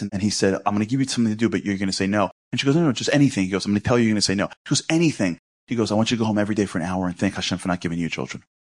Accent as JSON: {"language": "English", "town": "New York City", "region": "New York", "country": "United States", "said": "I'm from Brooklyn, not from Canary Sea, where we speak that way, not in Flatbush"}